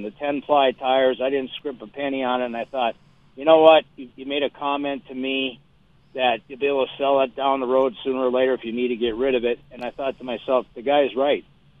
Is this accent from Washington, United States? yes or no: no; St. Paul, Minnesota, United States; now in Denver, United States; I'm originally from St. Paul, Minnesota